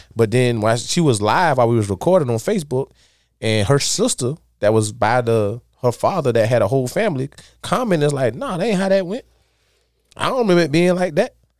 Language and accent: English; Dawson, United States; where we from in Dawson